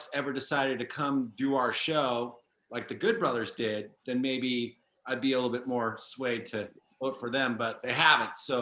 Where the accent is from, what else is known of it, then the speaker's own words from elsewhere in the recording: Campbell, California, United States; I'm from Campbell. It's very close